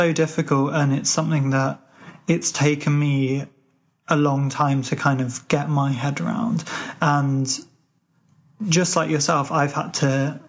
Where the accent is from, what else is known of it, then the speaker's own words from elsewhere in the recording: Ireland; drop little hints or mentions that I'm Irish into conversation